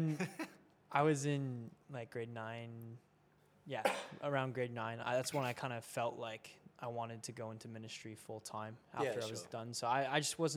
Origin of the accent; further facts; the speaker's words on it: near Toronto, Ontario, Canada; moved away as an adult; now in Australia; I'm from Ontario